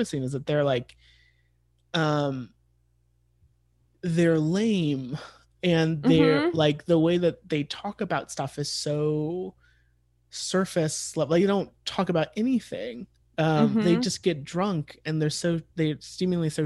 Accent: United States; as like an American

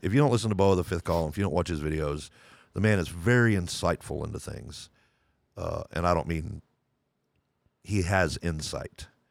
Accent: Lubbock, Texas, United States; moved away as an adult; I was born in Lubbock, Texas. I still consider myself a Texan

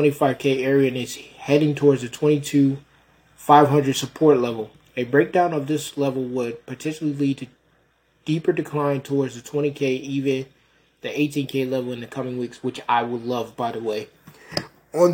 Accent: Rochester, New York, United States; moved away; my hometown of Rochester, and Rochester, New York, not Rochester, Minnesota, Rochester, New York

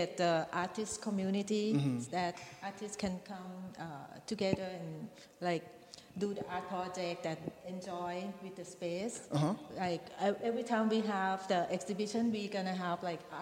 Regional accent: Thailand; moved away; I'm from Thailand

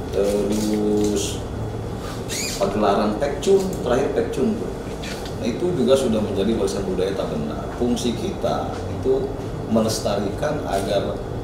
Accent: Banten, Indonesia; orang kita orang Banten

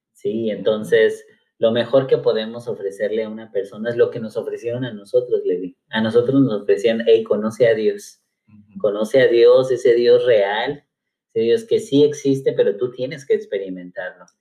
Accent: Cuernavaca, Morelos, Mexico; soy originario de Cuernavaca, Morelos

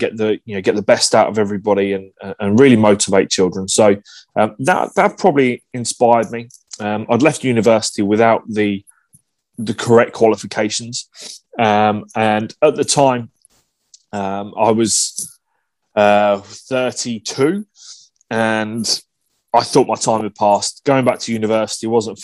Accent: England, United Kingdom; moved away as an adult; now in Melbourne, Australia; being English

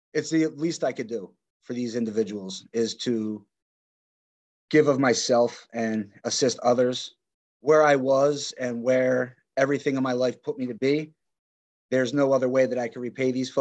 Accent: Philadelphia, Montgomery Counties, Pennsylvania, United States; Born and raised Philadelphia, Montgomery Counties

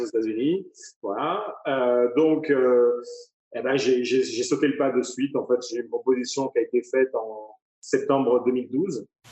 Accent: Avignon, Provence-Alpes-Côte d'Azur, France; moved away as an adult; also born or lived in Courchevel / Saint-Tropez; now in Las Vegas, United States; originaire d'Avignon, dans le sud de la France. j'ai fait mes armes, mes études donc sur Avignon, j'ai grandi sur Avignon.

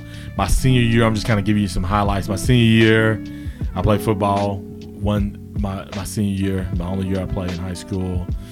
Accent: Guthrie, Oklahoma, United States; So the quick introduction is, I'm from Guthrie.

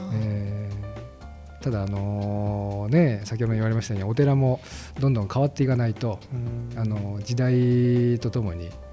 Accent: Ota, Gunma, Japan; そこで生まれて育ってます

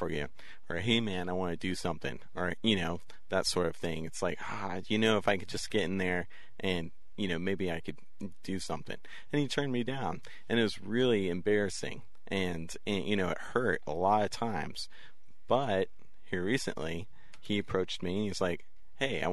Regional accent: West Texas, United States; growing up in West Texas

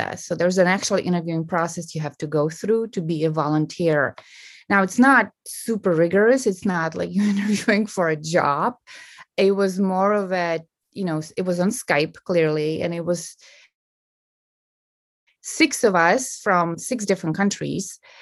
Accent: Prague, Czechia; growing up in Prague or in the Czech Republic

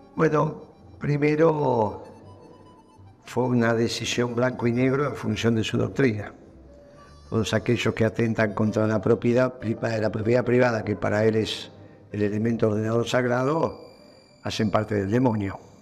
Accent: Argentina

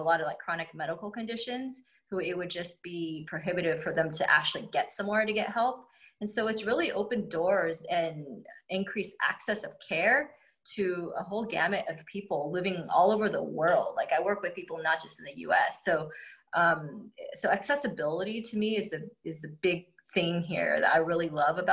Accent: United States; I'm Chinese American

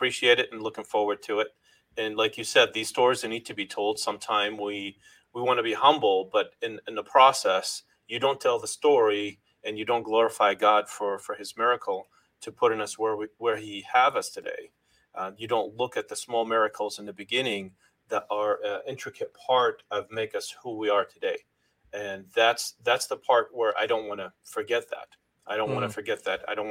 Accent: Lebanon; moved away as an adult; now in New England, United States; I first came from Lebanon, landed in Boston, and never looked back, never went back to my home country

